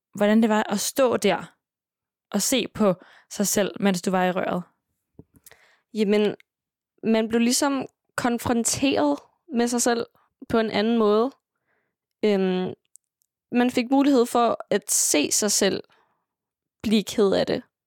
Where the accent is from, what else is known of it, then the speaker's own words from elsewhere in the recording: Sønderho, Southern Denmark, Denmark; also born or lived in Greenland; hernede i Sønderho, det, altså, vores kultur er meget præget af musik